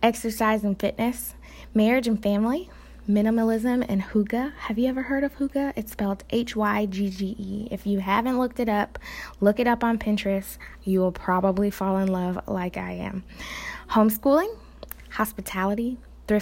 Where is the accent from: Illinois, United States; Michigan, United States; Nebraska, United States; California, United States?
Illinois, United States; Chicago; now in Nashville, United States; I'm from Chicago, Illinois, but I am currently living in the Nashville, Tennessee area.